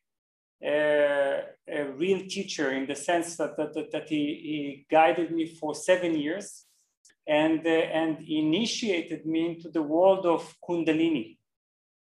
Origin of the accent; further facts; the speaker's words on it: Israel; moved away as an adult; also born or lived in Berlin, Germany; I'm originally from Israel